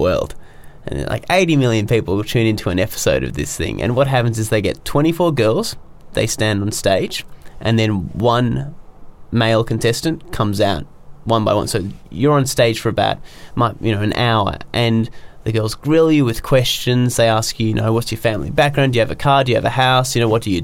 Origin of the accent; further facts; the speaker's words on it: Australia; I'm Australian, but, you know, I'm kind of Chinese as well